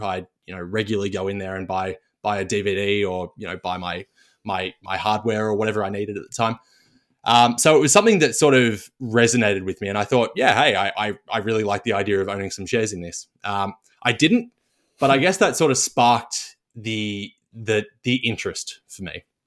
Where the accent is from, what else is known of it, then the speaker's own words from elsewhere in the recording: Melbourne, Victoria, Australia; grew up in Southeast Melbourne